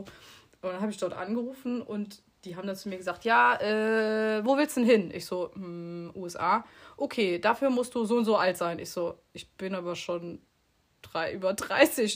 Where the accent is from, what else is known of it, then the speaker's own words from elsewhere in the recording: Bitburg, Rhineland-Palatinate, Germany; moved away as an adult; now in Mallorca, Spain; wir kommen aus Bitburg, aus der Eifel